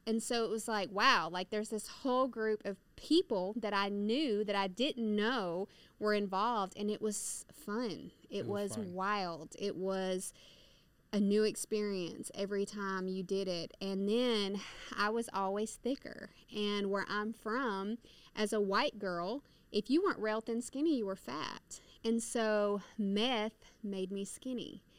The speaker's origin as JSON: {"language": "English", "town": "Somerville", "region": "Georgia", "country": "United States", "lives_now": "Atlanta, United States", "said": "I am originally from Somerville, Georgia. I have lived in Atlanta, Georgia, for the last 13 and a half years"}